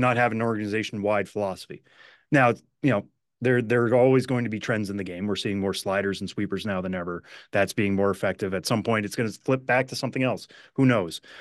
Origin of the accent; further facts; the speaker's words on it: Western Massachusetts, United States; growing up in Western Massachusetts